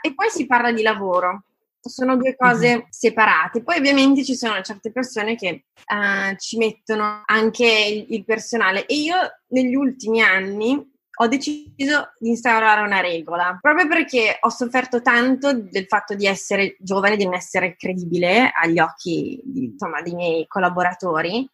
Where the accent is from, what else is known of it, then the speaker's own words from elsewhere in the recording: Italy; sono nata in Italia, ho fatto scuole italiane, mi sento italiana, son cresciuta a lasagne e tortellini